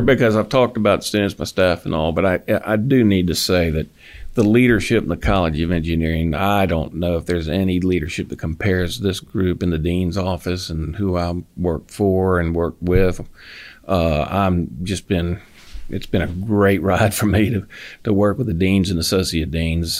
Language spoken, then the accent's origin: English; Falls Church, Virginia, United States; now in Auburn, United States; I'm from Virginia. Oh. Yeah, I uh, grew up outside of the D.C. area in Falls Church